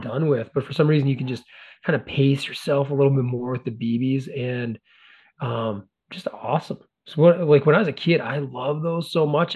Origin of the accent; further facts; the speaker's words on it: Carrington, North Dakota, United States; when I was a young fat kid growing up in North Dakota